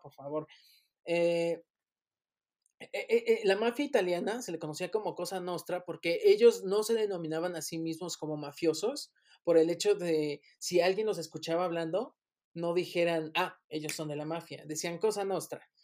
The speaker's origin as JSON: {"language": "Spanish", "country": "Mexico"}